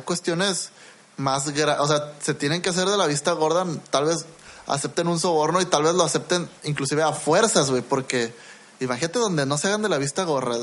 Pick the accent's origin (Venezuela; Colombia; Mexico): Mexico; Yo también soy mexicano